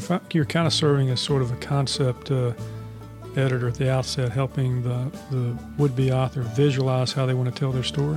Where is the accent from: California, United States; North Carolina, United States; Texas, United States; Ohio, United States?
North Carolina, United States; Charlotte; when I grew up in Charlotte, uh, N C N B was known as the best bank in the neighborhood